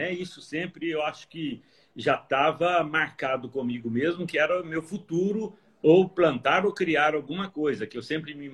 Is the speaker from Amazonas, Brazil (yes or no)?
no; Varginha, Minas Gerais, Brazil; eu sou é, mineiro, natural de Varginha, no sul de Minas, terra de ah, café.